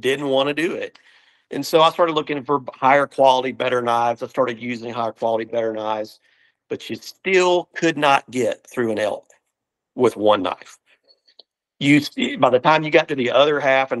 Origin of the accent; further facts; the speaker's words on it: Alabama, United States; growing up in the South